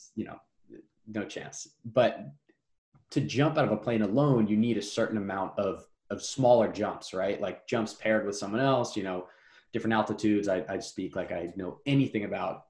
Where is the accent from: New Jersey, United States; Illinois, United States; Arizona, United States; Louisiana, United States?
New Jersey, United States; now in New York, United States; I'm from New Jersey.